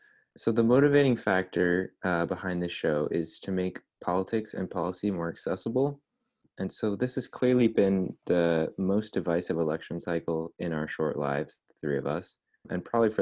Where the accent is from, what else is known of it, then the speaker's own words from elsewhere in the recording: Connecticut, United States; now in Montana, United States; I'm from Connecticut